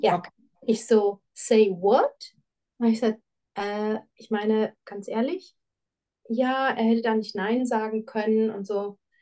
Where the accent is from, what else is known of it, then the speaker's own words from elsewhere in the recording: Frankfurt, Hesse, Germany; moved away as an adult; now in Switzerland; eine sehr, sehr starke Bindung an meine Heimatstadt